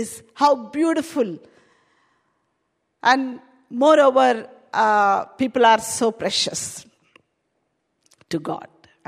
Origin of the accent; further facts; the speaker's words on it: India; accent: Indian; English is a second language; now in United Kingdom; My Indian accent.